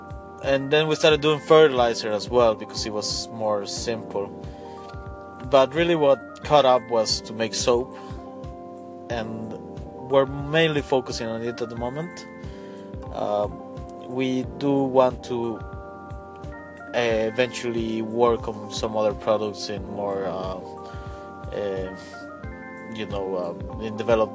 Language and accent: English; Bolivia; We're three friends from Bolivia, and we grew up together